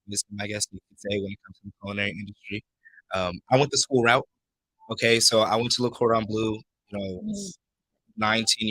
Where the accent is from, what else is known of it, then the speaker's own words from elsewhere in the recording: Los Angeles, California, United States; also born or lived in Compton, California / Santa Monica, California; I'm from Compton originally. And my mom moved me to Santa Monica